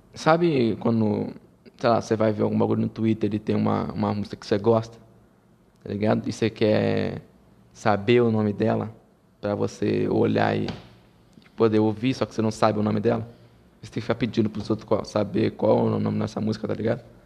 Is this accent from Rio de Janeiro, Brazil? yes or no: yes; Rio de Janeiro, Brazil; eu sou carioca